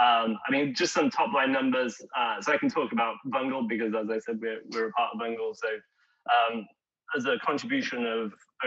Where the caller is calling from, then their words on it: Seattle, Washington, United States; also born or lived in San Francisco; Yeah, right now I did a COVID move during Seattle. So over the last year. So yeah, I'm in Seattle right now. But previously was in San Francisco.